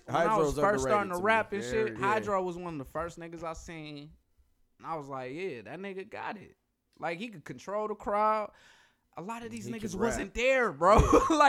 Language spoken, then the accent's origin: English; Detroit, Michigan, United States; I'm from Detroit.